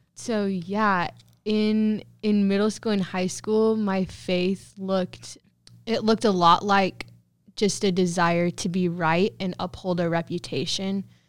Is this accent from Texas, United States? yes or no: no; Protection, Kansas, United States; I grew up in Protection, Kansas, which is an itty bitty, teeny tiny town in Southwest Kansas.